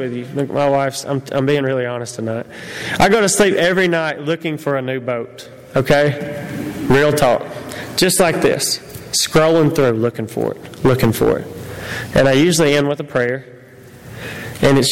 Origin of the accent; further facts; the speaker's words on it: United States; I'm an American